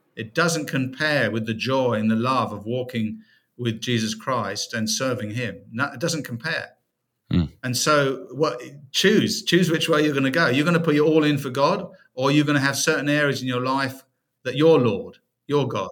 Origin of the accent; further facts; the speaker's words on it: United Kingdom; moved away as an adult; now in United States; originally from uh, the UK, first 44 years of my life were in the UK